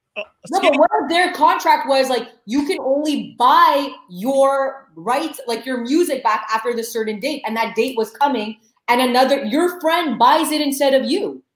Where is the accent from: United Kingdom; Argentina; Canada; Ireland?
Canada; Saint-Hubert, Quebec; I grew up in St. Hubert